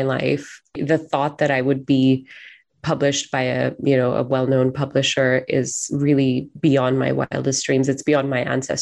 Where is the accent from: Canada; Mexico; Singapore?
Singapore; now in Seattle, United States; I'm also Singaporean, so I'm an immigrant to the United States.